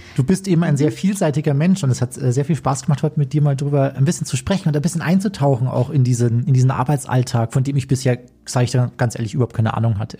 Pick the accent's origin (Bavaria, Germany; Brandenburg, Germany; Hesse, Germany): Bavaria, Germany; Chiemgau; bei uns im Chiemgau